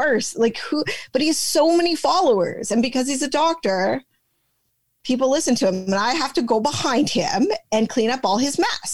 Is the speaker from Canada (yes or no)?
yes; Canada; we're Canadian